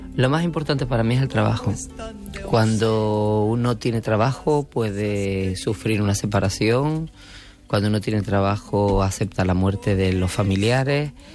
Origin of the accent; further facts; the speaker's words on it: Canary Islands, Spain; Yo soy canaria, no. Y no vivo mi tierra con esa pasión.